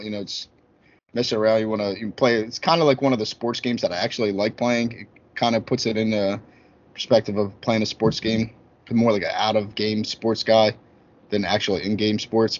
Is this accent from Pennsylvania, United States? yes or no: yes; Philadelphia, Pennsylvania, United States; I'm from Philly